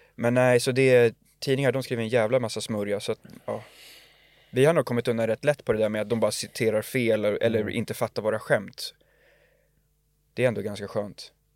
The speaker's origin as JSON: {"language": "Swedish", "town": "Lidingö", "region": "Stockholm County", "country": "Sweden", "said": "vi var från Lidingö"}